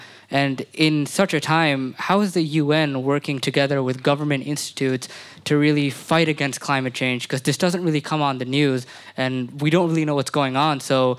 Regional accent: Nepal; I'm from Nepal

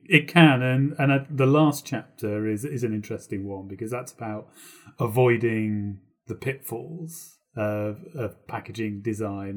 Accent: United Kingdom; a local radio station in the U K near my hometown

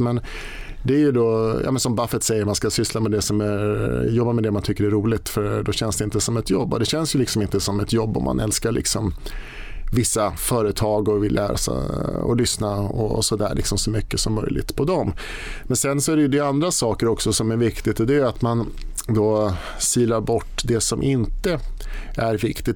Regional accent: Sigtuna, Stockholm County, Sweden; jag var på Sparbankskontoret hemma i Sigtuna med mamma

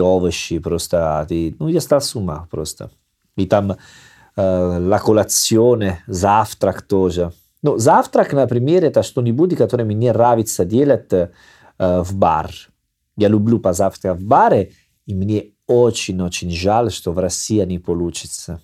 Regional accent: Salerno, Campania, Italy; born or raised there; Russian is a second language

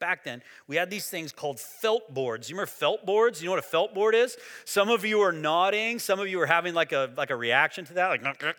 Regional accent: Texas, United States; Growing up in Sunday school, and I went to church in West Texas when I was a kid

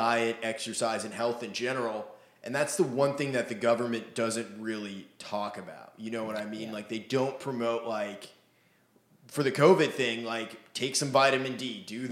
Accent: Maine, United States; I grew up in Maine

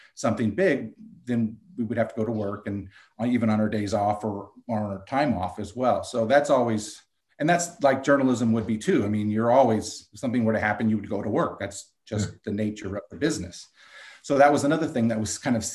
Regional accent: Carpinteria, California, United States; also born or lived in Santa Barbara, California; growing up in Carpinteria and living in Santa Barbara

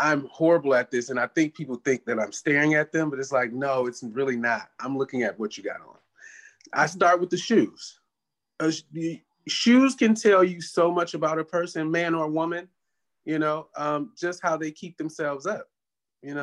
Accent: Michigan, United States; now in Los Angeles, United States; I'm from Michigan

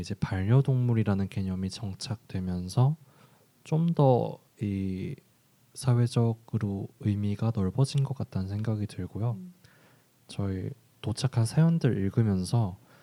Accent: Busan, South Korea; moved away; 제가 고향이 부산이다 보니까

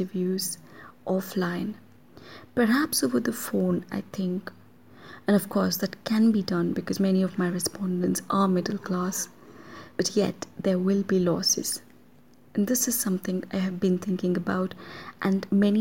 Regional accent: Mysore, Karnataka, India; doing field work in my hometown

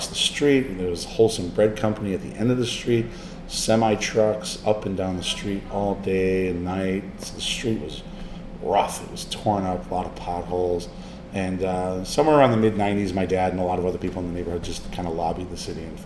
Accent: Chicago, Illinois, United States; born or raised there; moved away as an adult

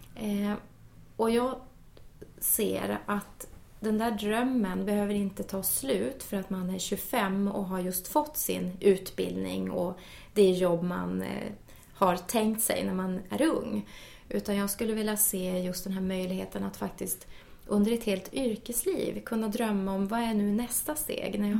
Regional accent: Luleå, Norrbotten County, Sweden; jag är ju från Norrbotten mm. och född och uppvuxen i Luleå

